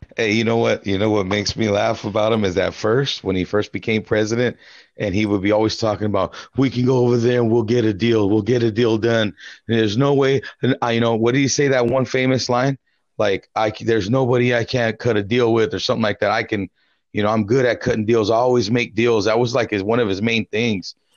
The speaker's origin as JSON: {"language": "English", "country": "United States", "said": "as an American"}